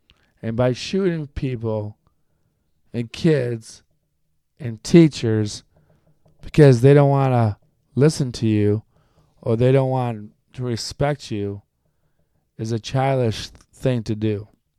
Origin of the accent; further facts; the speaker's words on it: United States; Like, I don't have to be only listening to Latino music or Latin American music because I'm Colombian American. I don't have to listen to country music because I grew up with a bunch of country folks.